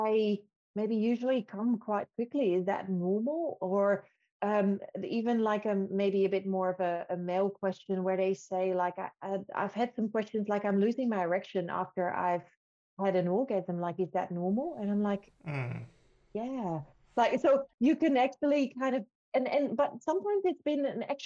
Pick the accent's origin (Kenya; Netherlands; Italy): Netherlands; now in Australia; I'm coming from the Netherlands